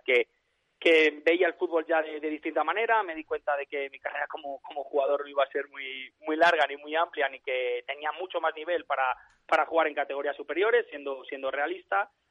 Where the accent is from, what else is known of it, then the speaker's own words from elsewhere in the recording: Valladolid, Castile and León, Spain; moved away as an adult; now in Romania; yo soy de Valladolid